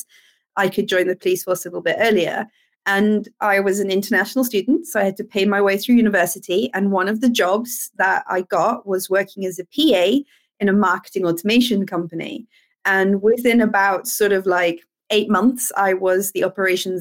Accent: Cape Town, Western Cape, South Africa; moved away as an adult; now in United Kingdom; I'm from South Africa originally, from Cape Town in South Africa

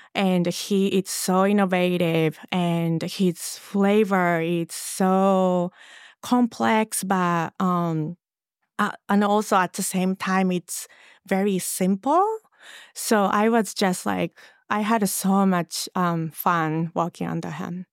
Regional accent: Japan; English is a second language; moved away as an adult; also born or lived in Los Angeles

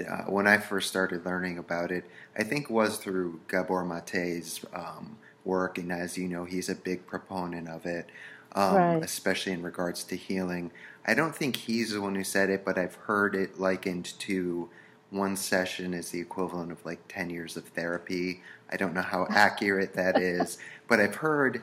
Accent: Damariscotta, Maine, United States; moved away; I'm actually from Maine

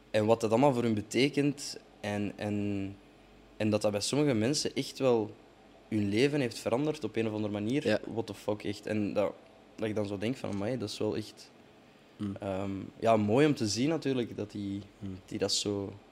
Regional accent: Morocco; Ja, ik ben zelf ook Marokkaan mhm. en moslim.

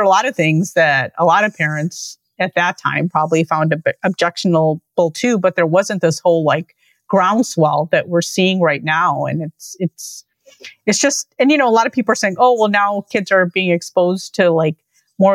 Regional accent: Lincolnwood, Illinois, United States; the library where I grew up in Lincolnwood

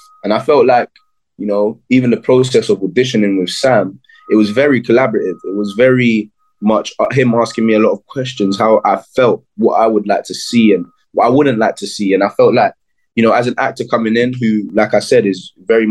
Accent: Jamaica; I'm Jamaican.

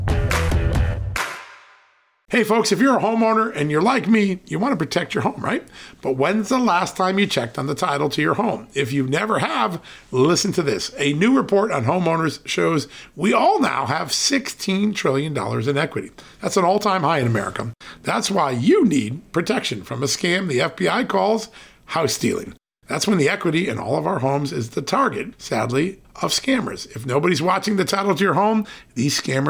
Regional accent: Virginia, United States; from my home state of Virginia

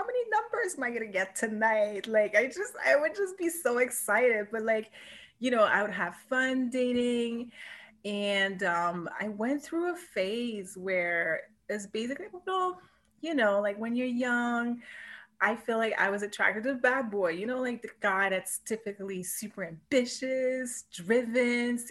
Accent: Montreal, Quebec, Canada; moved away as an adult; also born or lived in Vancouver; I was born and raised in Montreal

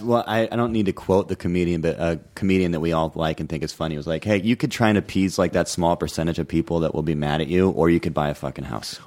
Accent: the Northwest, Pacific Northwest, United States; moved away; I grew up in the Northwest

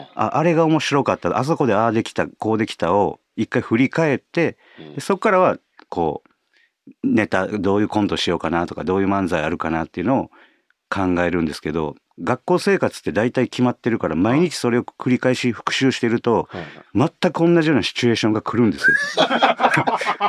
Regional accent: Osaka, Japan; accent: Kansai dialect; あの関西、まあ、大阪出身なんですけど

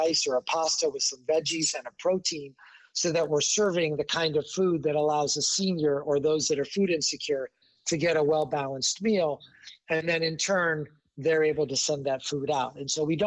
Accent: Chicago, Illinois, United States; my hometown of Chicago.

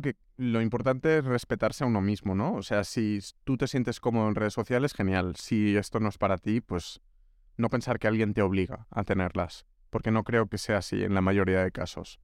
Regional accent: Pineda de Mar, Catalonia, Spain; moved away as an adult; also born or lived in Barcelona; now in Madrid, Spain; Yo he estudiado en Barcelona, pero soy de un pueblo que se llama Pineda

